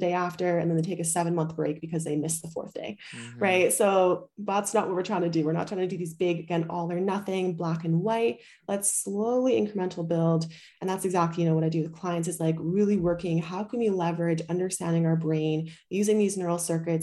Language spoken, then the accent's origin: English; Canada; also born or lived in Bali; now in Europe; I'm from Canada